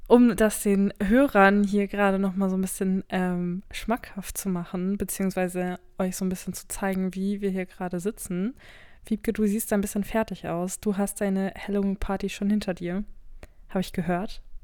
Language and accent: German; North Rhine-Westphalia, Germany; wir in NRW, ich komme ja aus NRW